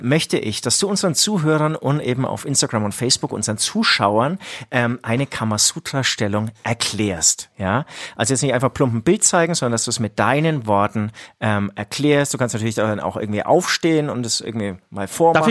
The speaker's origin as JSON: {"language": "German", "area": "Franconia", "region": "Bavaria", "country": "Germany", "said": "Wir kommen aus Franken"}